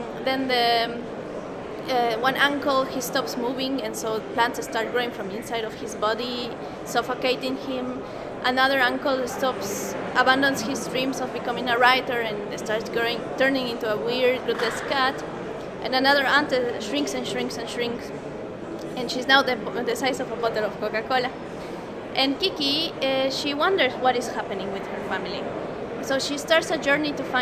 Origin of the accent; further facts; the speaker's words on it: Bolivia; I come from Bolivia